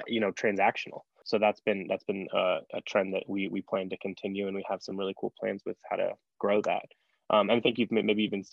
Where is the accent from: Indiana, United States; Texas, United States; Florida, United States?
Indiana, United States; Fort Wayne; being from somewhere like Fort Wayne, Indiana